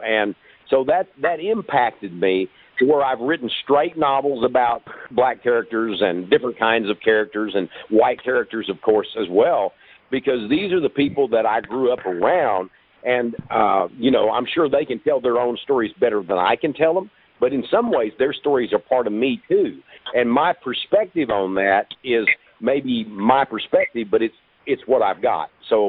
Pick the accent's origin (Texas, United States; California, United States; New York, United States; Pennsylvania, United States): Texas, United States; Hey, I'm from Texas.